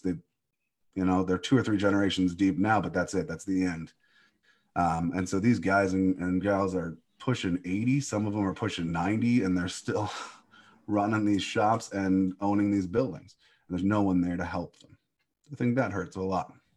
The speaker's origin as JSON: {"language": "English", "town": "Cleveland", "region": "Ohio", "country": "United States", "tie": "born or raised there", "said": "I think my hometown neighborhood needs a ton of work, uh, a ton of work. And, but I'm still proud of it."}